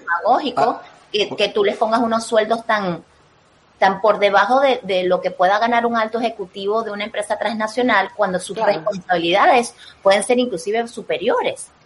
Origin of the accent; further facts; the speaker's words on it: Venezuela; como venezolano